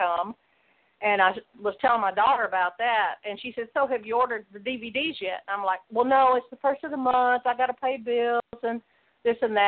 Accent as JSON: {"language": "English", "area": "close to Memphis", "region": "Mid-South", "country": "United States", "tie": "born or raised there", "said": "I grew up in the Mid-South close to Memphis"}